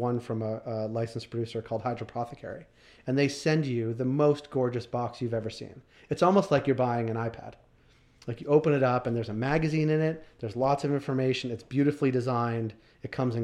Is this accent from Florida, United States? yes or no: no; Boston, Massachusetts, United States; moved away; also born or lived in Toronto; I'm from Boston